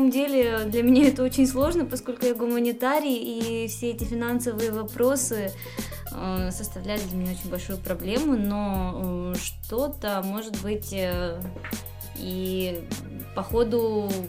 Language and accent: Russian; Almaty, Kazakhstan; moved away as an adult; now in Czech Republic; я из Казахстана, из Алматы. Здесь э, учусь уже, ну, живу уже пятый год.